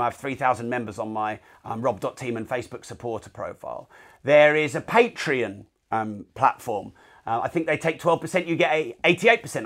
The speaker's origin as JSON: {"language": "English", "country": "United Kingdom", "said": "I'm British"}